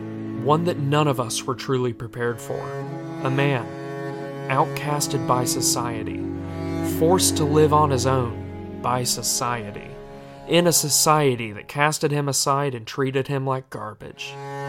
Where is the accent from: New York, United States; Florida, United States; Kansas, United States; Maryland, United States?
Florida, United States; You see, we're both from Florida, which explains...